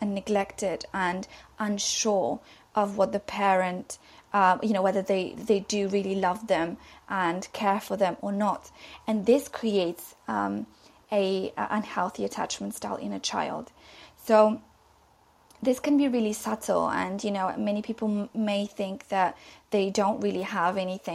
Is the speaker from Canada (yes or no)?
no; London, United Kingdom; I'm from London